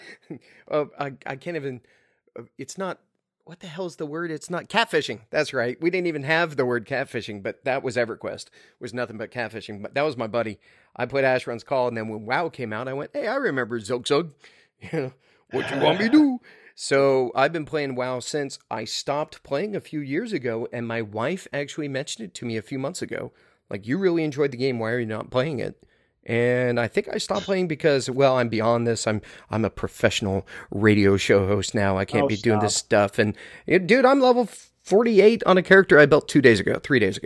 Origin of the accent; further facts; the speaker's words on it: Silicon Valley, San Francisco Bay Area, California, United States; moved away; I'm originally from Silicon Valley, San Francisco Bay Area